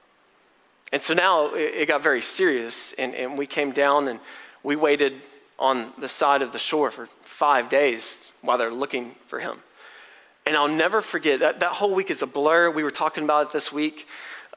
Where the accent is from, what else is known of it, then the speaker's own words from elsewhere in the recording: College Station, Texas, United States; I'm from College Station.